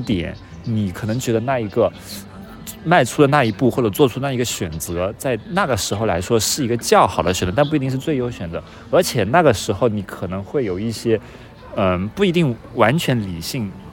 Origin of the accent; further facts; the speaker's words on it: China; moved away as an adult; also born or lived in Singapore; now in Hangzhou, China; 我们这种从小在中国长大的